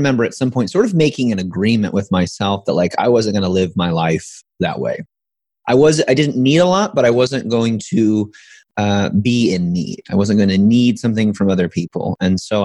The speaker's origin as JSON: {"language": "English", "region": "Midwest", "country": "United States", "tie": "born or raised there", "said": "Growing up in the Midwest, as you probably know, middle class"}